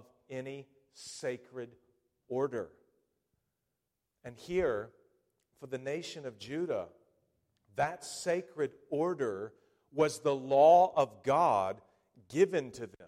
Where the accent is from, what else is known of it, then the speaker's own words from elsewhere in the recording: United States; as an American people